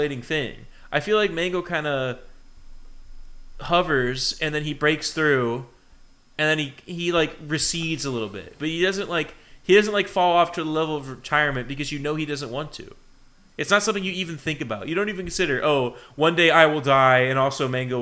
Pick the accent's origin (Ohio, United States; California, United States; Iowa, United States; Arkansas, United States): Ohio, United States; my home state